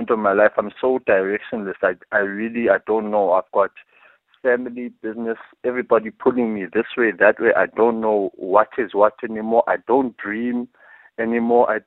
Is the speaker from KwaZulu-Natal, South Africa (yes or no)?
no; Peddie, Eastern Cape, South Africa; now in East London, South Africa; I'm from the Eastern Cape, East London. I'm originally from Teddy